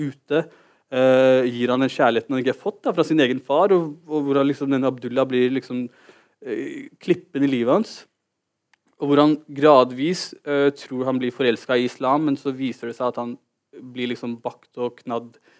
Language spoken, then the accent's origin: Norwegian; Oslo, Norway; also born or lived in Holmlia, Oslo; Jeg er født og oppvokst i Oslo.